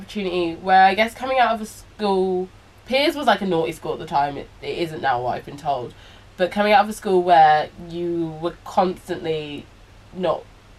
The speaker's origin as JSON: {"language": "English", "country": "Belize", "said": "when I started going to Chowow and St. Gregory's, people from Black Belize would say that I changed my accent. They were like, you started to sound posh."}